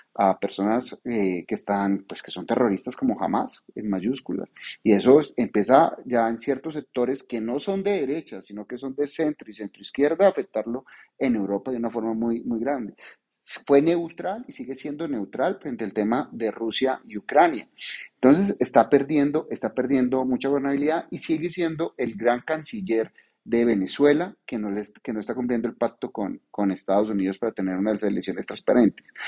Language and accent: Spanish; Paisa, Antioquia, Colombia; yo soy muy paisa